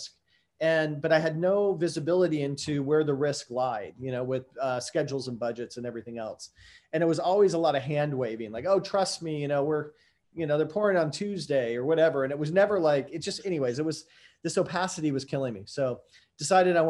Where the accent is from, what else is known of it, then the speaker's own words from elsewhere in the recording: San Diego, California, United States; grew up down in San Diego, California